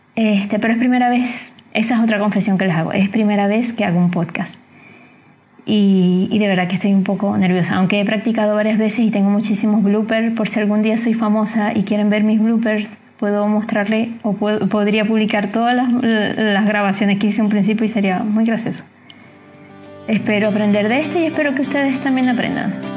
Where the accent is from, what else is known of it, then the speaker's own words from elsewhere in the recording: Venezuela; moved away as an adult; now in Chile; como venezolano, como inmigrante